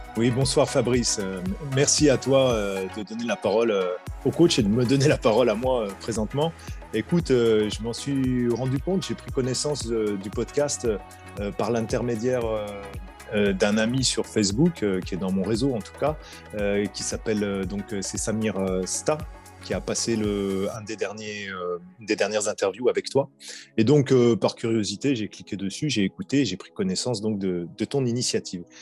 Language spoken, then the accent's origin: French; Vienne, Auvergne-Rhône-Alpes, France; moved away as an adult; now in Lyon, France; Je suis originaire euh, de Vienne, au sud de Lyon. Euh, j'ai grandi jusqu'à 18 ans.